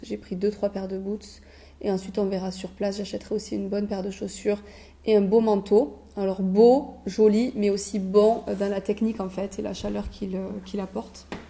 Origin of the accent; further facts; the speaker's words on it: France; on est français